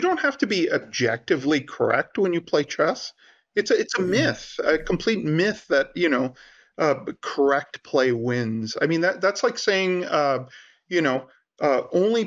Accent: India; I'm Indian

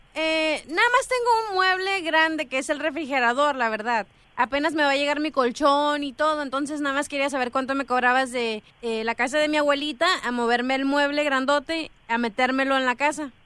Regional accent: Mexico; Yo soy mexicana

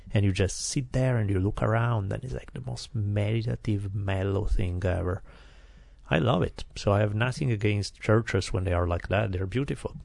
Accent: Italy; English is a second language; now in United States; growing up in Italy when I'm ten years old

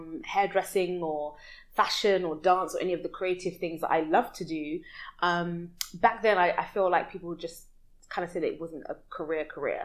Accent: London, United Kingdom; moved away as an adult; now in Dubai, United Arab Emirates; I'm from West London in the UK, and uh, born and raised, lived there my whole life

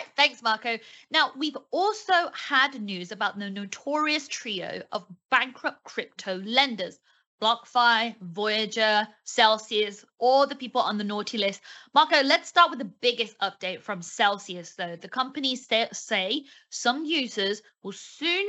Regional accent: United Kingdom

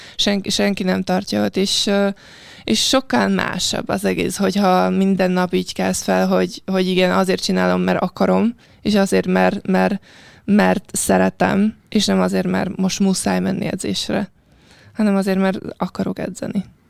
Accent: Piešťany, Trnava Region, Slovakia; Hungarian is a second language; moved away as an adult; also born or lived in Szentes, Hungary; now in Hungary; a Pöstjén, ahol születtem

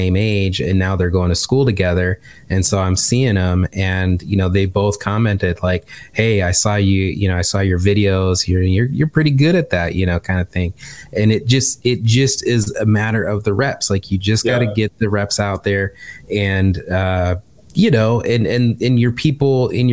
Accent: Michigan, United States; accent: Midwestern; moved away; I'm just from Michigan

